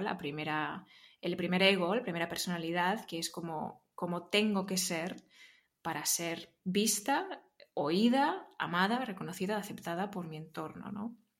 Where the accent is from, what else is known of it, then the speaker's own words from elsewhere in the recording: Barcelona, Catalonia, Spain; Yo soy de Barcelona